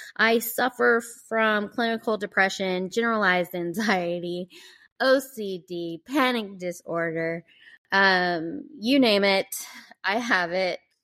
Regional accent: Georgia, United States; I grew up in the South, on the East Coast, in Georgia

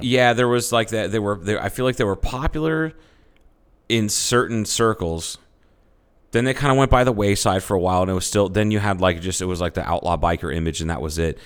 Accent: United States; I'm an American

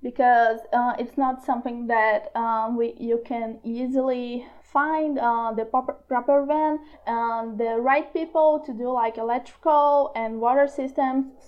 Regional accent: Brazil; I'm from Brazil

